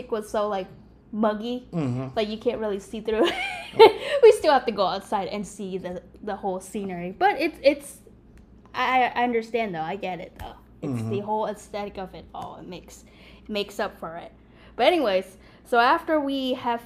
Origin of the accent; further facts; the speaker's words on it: Thailand; moved away; when I was in school in Thailand